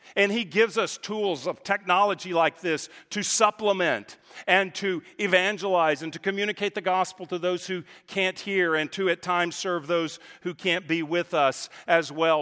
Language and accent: English; Texas, United States; moved away as an adult; also born or lived in California; now in Dallas, United States; I grew up in Texas